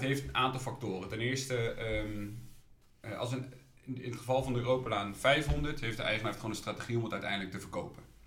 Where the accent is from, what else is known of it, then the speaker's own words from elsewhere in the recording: Ede, Gelderland, Netherlands; moved away as an adult; now in Utrecht, Netherlands; Ik kom oorspronkelijk uit Ede mensen kennen altijd nou, Ede van Ede Wageningen. Ja. Eh, daar ben ik geboren en getogen